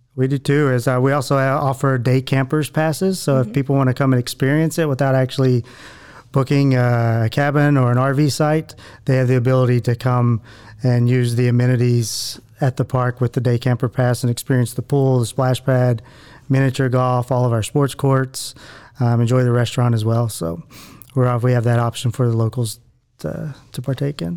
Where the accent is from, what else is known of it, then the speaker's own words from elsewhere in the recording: Abilene, Texas, United States; moved away as an adult; also born or lived in Panama / Caribbean / Mexico; now in Waco, United States; I was born and raised in Abilene, Texas, but I spent the last 20 or so years outside of Texas